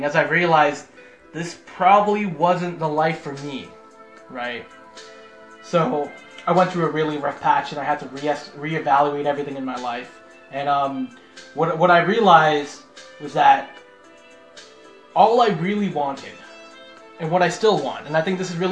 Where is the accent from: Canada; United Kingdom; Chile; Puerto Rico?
Canada; Toronto, Ontario; now in Markham, Canada; I was born in North York, which is essentially the town up from downtown